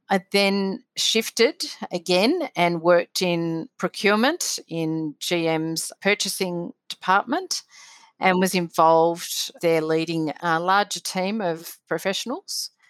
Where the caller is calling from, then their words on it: Victoria, Australia; Wurrung country, uh, which is uh, north of Melbourne